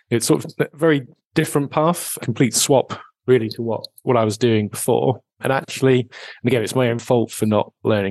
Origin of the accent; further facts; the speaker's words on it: United Kingdom; moved away as an adult; now in Edinburgh, United Kingdom; I grew up just outside of London